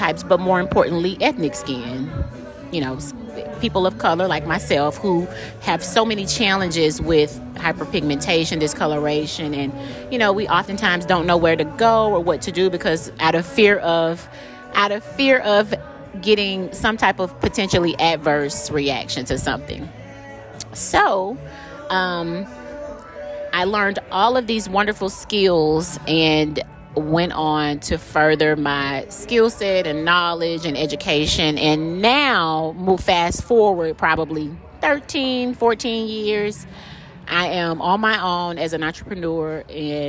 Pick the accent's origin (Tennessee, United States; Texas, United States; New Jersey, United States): Tennessee, United States; Chattanooga; moved away as an adult; now in Atlanta, United States; I'm originally from Chattanooga, Tennessee. I moved here to Atlanta to go to college